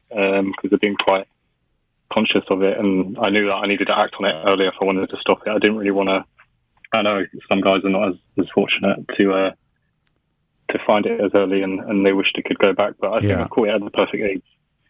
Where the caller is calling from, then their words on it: London, United Kingdom; I'm calling from London at the moment.